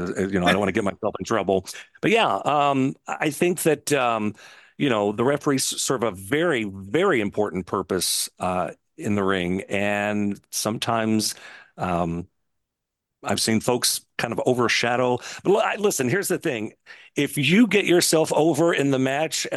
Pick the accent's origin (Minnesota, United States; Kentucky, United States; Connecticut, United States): Kentucky, United States; Louisville; I used to go to the Louisville Gardens with my dad on Tuesday nights. We had front row seats. You know, we were always there. So I grew up on Memphis wrestling, which in turn came to Louisville every Tuesday, which is where I'm based out. I live here in Louisville still